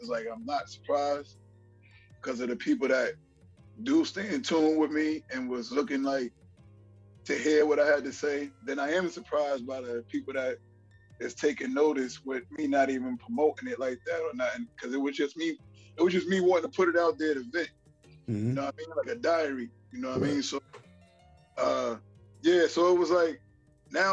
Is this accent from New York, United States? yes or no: yes; New York City, New York, United States; also born or lived in Barbados; growing up in Brooklyn and Flatbush